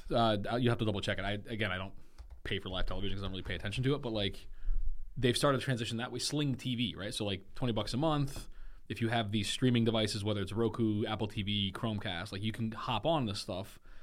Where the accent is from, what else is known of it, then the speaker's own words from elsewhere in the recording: Germany; now in United States; I grew up in Germany